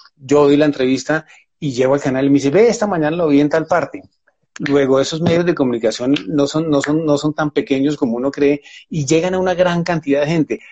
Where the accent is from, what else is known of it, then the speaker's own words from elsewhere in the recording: Buga, Valle del Cauca, Colombia; now in Bogotá, Colombia; nací en Buga, en el Valle del Cauca, vivo en Bogotá desde mucho tiempo